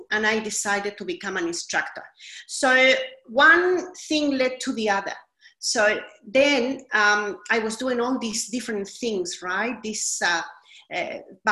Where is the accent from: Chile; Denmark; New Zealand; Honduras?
Chile; also born or lived in Sydney, Australia; now in London, United Kingdom; I am originally from Chile in South America, but I have lived a long time in Australia